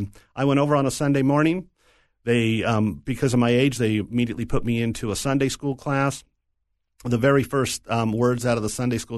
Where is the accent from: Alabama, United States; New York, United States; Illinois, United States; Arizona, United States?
Arizona, United States; Tucson; also born or lived in Philadelphia, Pennsylvania; when I was 5 years old, moved over to Tucson, Arizona, cowboy land